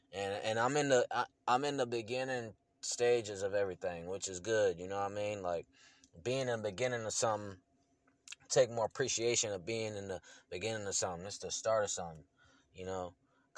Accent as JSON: {"language": "English", "region": "Illinois", "country": "United States", "said": "I'm born from Illinois. I'm from Illinois, but I am not an Illinoisan, okay? Not an Illinois boy."}